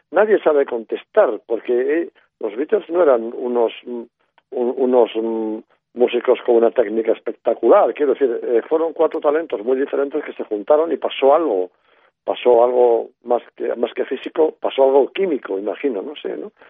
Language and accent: Spanish; Spain; Sí, España profunda de Franco, una España en blanco y negro, con televisión en blanco y negro, etcétera, etcétera, ¿no?